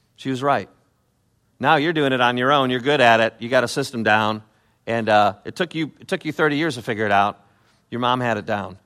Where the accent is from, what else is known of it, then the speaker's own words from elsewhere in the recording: Chicago, Illinois, United States; I'm from Chicago